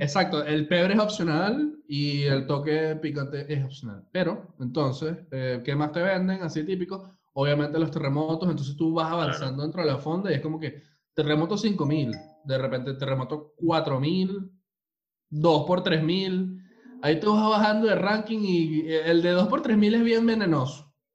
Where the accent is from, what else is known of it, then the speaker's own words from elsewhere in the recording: Venezuela; now in Chile; somos tres venezolanos